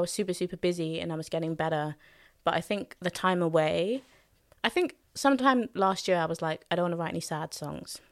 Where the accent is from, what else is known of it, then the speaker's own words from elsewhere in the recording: London, United Kingdom; I was born in Hackney, born and raised in Hackney